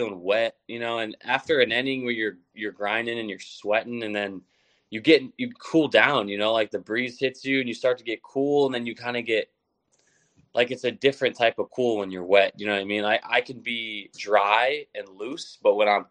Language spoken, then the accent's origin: English; Midwest, United States; now in Cleveland, United States; I'm from the Midwest, but I'm not from Cleveland